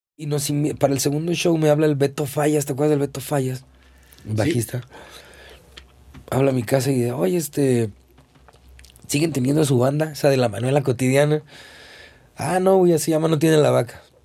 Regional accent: Zapopan, Jalisco, Mexico; also born or lived in Guadalajara; nací en Guadalajara pero digo, yo nunca he vivido en Guadalajara. Toda la vida he vivido en Zapopan.

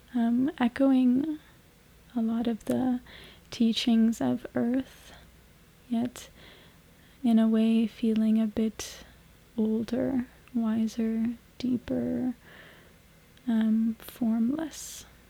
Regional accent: Canada; moved away as an adult; also born or lived in Mexico; now me and my partner have found our way into Canada, back in my hometown where I grew up after some years for me being away

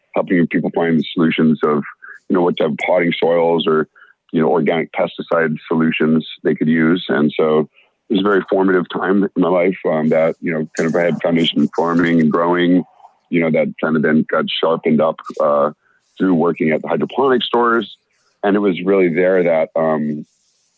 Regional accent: Roswell, New Mexico, United States; moved away as an adult; also born or lived in Mendocino County, California; I'm originally from Roswell, New Mexico

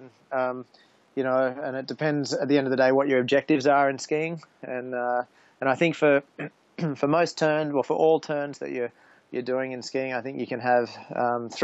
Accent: Queensland, Australia; now in Japan; I grew up in Queensland.

